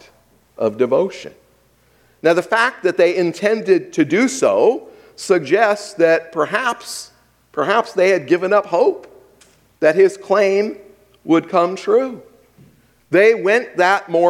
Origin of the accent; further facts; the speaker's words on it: Hawaii, United States; I grew up in Hawaii